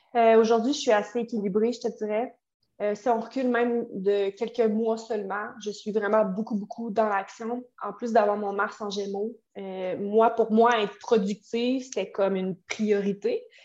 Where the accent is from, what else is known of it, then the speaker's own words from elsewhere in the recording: Quebec City, Quebec, Canada; moi, je viens de Québec